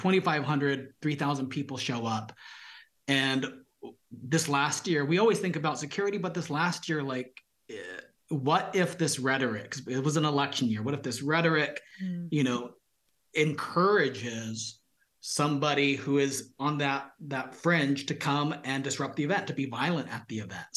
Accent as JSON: {"language": "English", "town": "Visalia", "region": "California", "country": "United States", "tie": "born or raised there", "also_born_or_lived": "San Francisco", "said": "I grew up here in Visalia in the 90s"}